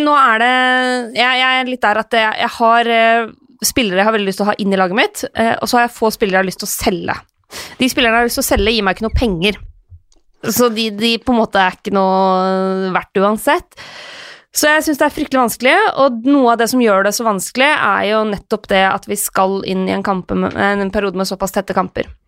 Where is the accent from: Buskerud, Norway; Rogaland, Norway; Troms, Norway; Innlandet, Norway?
Innlandet, Norway; Lillehammer; moved away; Vært hjemme på Lillehammer en tur